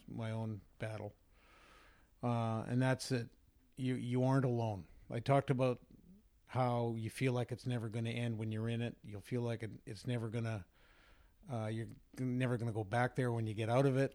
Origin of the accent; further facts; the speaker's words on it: Vancouver, British Columbia, Canada; I grew up in Vancouver